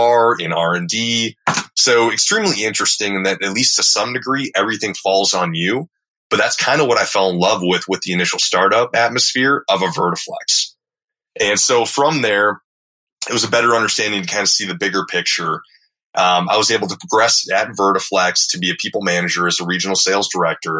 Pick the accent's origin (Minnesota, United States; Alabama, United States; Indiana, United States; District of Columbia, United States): Minnesota, United States; moved away as an adult; also born or lived in Texas; I was from Minnesota.